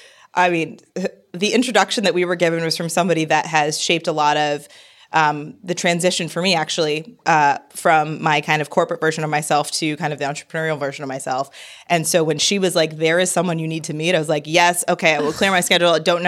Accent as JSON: {"language": "English", "town": "Hartford", "region": "Connecticut", "country": "United States", "tie": "born or raised there", "said": "So I was born in Hartford, Connecticut. Really exciting place. And when people meet me, they're like, what? No. I grew up in Connecticut. Biracial child. So my father is an immigrant from Haiti."}